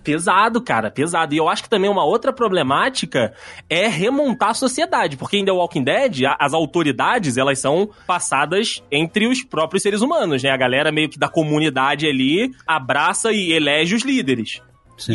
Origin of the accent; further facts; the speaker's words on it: Rio, Rio de Janeiro, Brazil; eu sou do Rio.